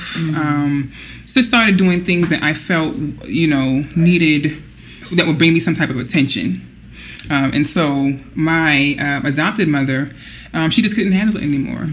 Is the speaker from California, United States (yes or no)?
no; Charleston, South Carolina, United States; born and raised in Charleston, South Carolina.